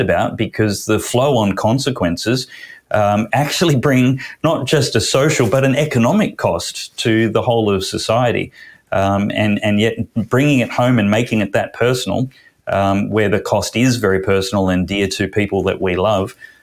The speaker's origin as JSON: {"language": "English", "region": "Queensland", "country": "Australia", "said": "my home state"}